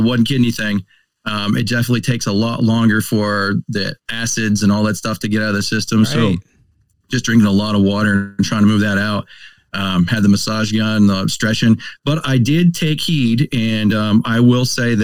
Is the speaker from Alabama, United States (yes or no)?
no; Berwick, Pennsylvania, United States; Grew up in the town of Berwick